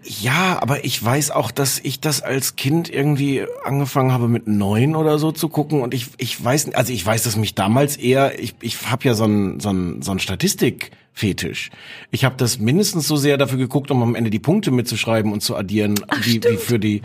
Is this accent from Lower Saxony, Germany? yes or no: yes; Osnabrück, Lower Saxony, Germany; ich komme aus Osnabrück, da hört man dann den NDR